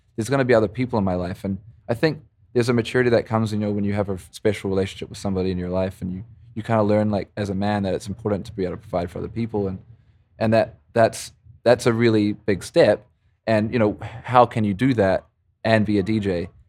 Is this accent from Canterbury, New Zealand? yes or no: yes; Christchurch, Canterbury, New Zealand; moved away as an adult; also born or lived in Montreal, Canada; now in Vancouver, Canada; growing up in New Zealand